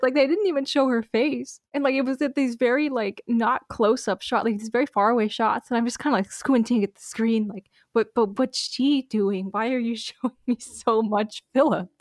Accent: United States; as an American

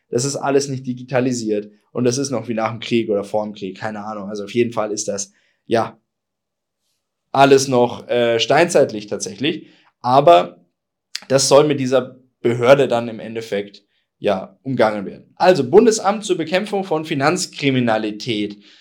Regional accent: Bavaria, Germany; bei uns in Bayern

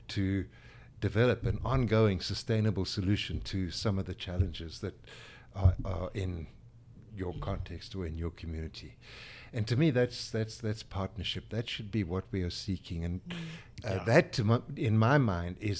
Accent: South Africa; now in United States; we are African

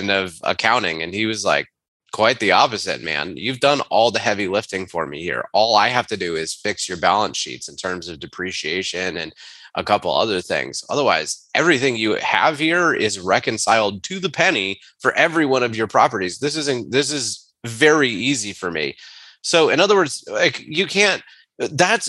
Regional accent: Charlotte, North Carolina, United States; moved away as an adult; also born or lived in Atlanta, Georgia; We are from Charlotte, North Carolina. Our family is 4 hours away.

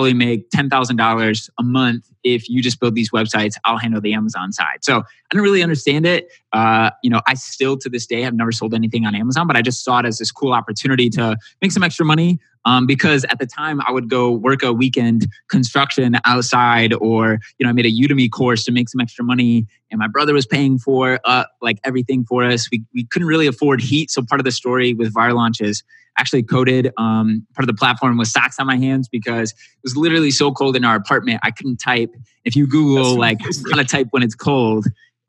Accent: Michigan, United States; moved away as an adult; also born or lived in Indiana; I moved back home to Michigan, and my mom was evicted

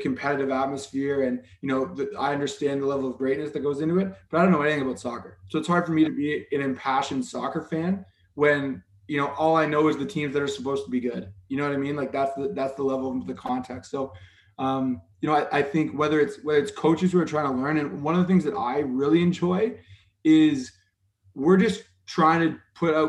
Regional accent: Guelph, Ontario, Canada; I grew up in Guelph

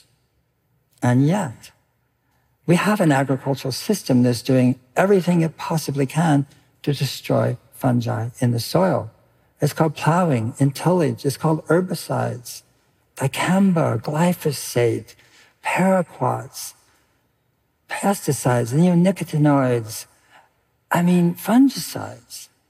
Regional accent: California, United States; I grew up in California

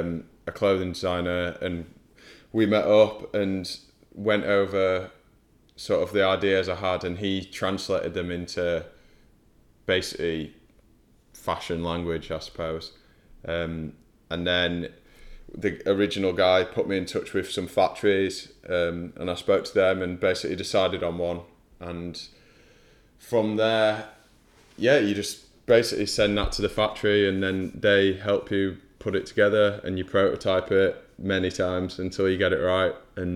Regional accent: Huddersfield, Yorkshire and the Humber, United Kingdom; now in London, United Kingdom; I'm from Huddersfield, which is quite nearby there.

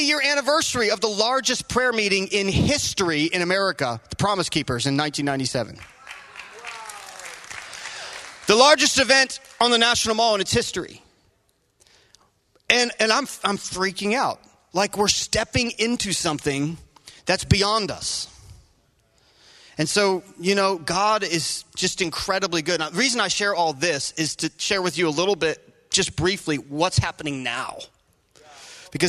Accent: Virginia, United States; I'm from Virginia

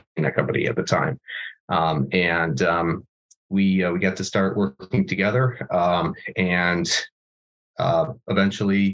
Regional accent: Buffalo, New York, United States; I was born in Buffalo, New York, which is we're probably best known for snow and chicken wings

